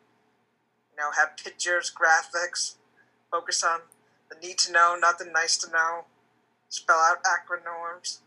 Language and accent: English; Vermont, United States; moved away as an adult; now in Silver Spring, United States; I'm originally from Vermont. I moved to the D.C. region August 2016.